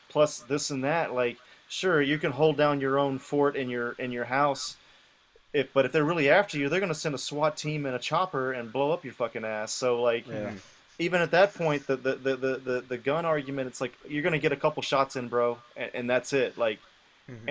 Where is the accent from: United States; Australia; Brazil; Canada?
United States; the South; I'm from the South